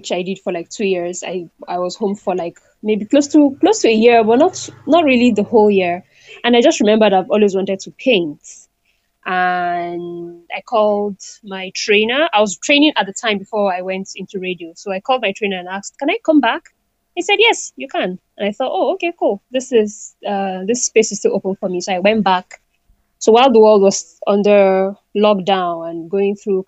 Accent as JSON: {"language": "English", "region": "Northern Nigeria", "country": "Nigeria", "tie": "born or raised there", "also_born_or_lived": "Delta State, Nigeria", "lives_now": "Abuja, Nigeria", "said": "I grew up in the northern part of Nigeria, was born there, grew up my primary school, and basically most of my education, even till university, was in the northern part of Nigeria."}